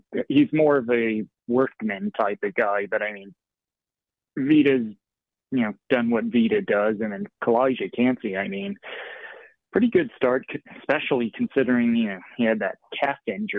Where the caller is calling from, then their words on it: Tampa, Florida, United States; I'm calling from Tampa.